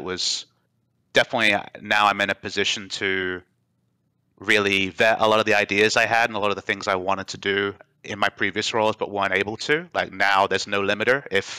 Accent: Australia; moved away as an adult; also born or lived in Qatar / Dubai / South Korea / North America; My heart's in Australia, but I was born in Qatar, where the World Cup is happening. Lived in Australia for my primary school, Dubai for high school, back in Australia for university

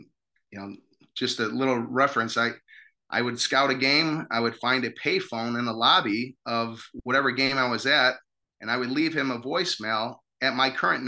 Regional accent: Chicago, Illinois, United States; I'm from Chicago, born and bred. I grew up on Chicago's Northwest Side here, Our Lady of Victory, Weber High School graduate.

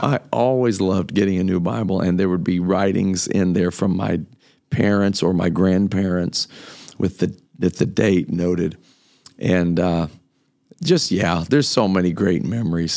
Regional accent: Kokomo, Indiana, United States; moved away as an adult; also born or lived in Memphis, Tennessee; I was raised in Kokomo, Indiana.

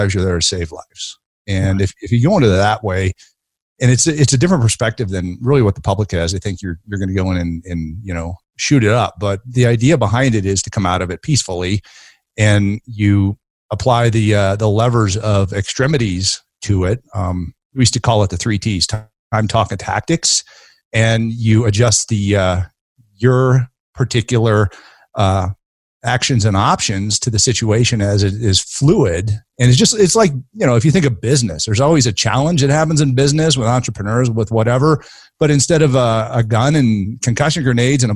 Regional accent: Denver, Colorado, United States; also born or lived in Ohio / Virginia / Dallas; I grew up in Denver

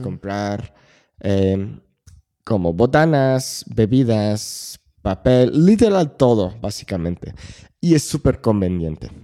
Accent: Claremont, California, United States; moved away as an adult; now in Mexico City, Mexico; en la ciudad de donde, de donde soy

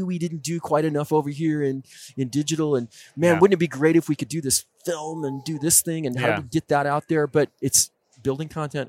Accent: Colorado, United States; now in Oregon, United States; you know, we're out here in the West. I grew up in the West.

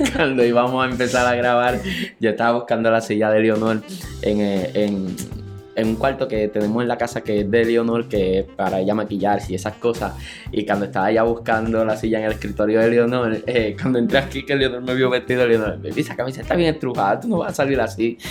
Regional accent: Santa Isabel, Puerto Rico; Yo soy del pueblo de Santa Isabel, área sur de la isla

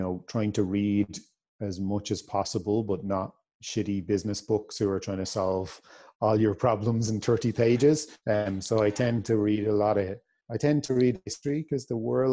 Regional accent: Ireland

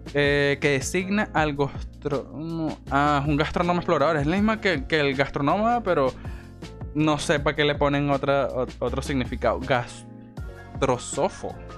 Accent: Venezuela; soy venezolano

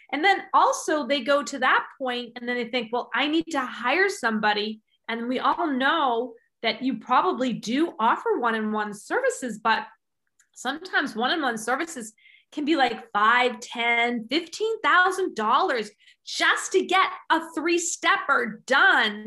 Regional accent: England, United Kingdom; I'm English

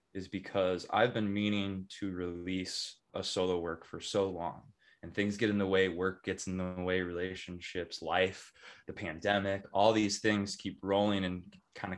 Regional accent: Chicago suburbs, Illinois, United States; now in Denver, United States; I grew up in the Chicago suburbs

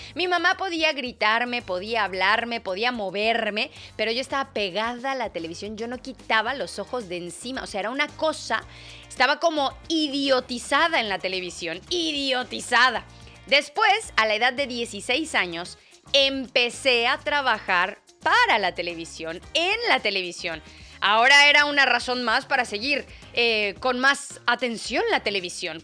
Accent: Mexico; now in England, United Kingdom; Nosotros en México

